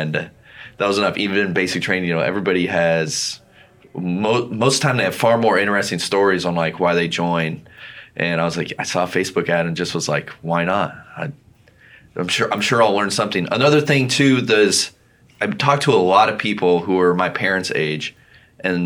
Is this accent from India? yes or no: no; Albany, Oregon, United States; I'm from Albany, Oregon, and I played sports a lot as a kid.